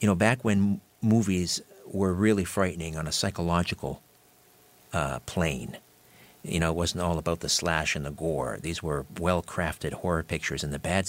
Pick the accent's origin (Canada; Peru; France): Canada; I'm a Canadian